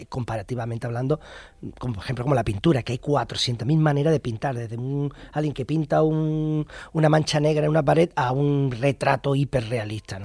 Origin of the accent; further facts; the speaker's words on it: Andalusia, Spain; yo como andaluz